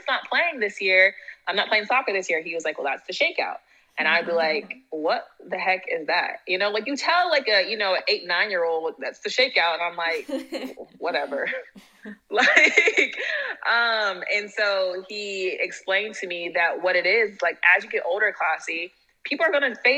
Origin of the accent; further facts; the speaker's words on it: Silicon Valley, California, United States; I'm from Silicon Valley. So I'm from, like, the heart of startups.